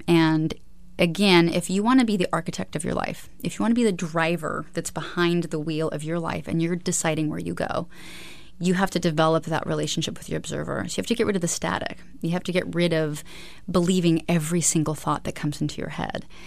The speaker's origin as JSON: {"language": "English", "region": "Alaska", "country": "United States", "tie": "born or raised there", "said": "I was raised in Alaska."}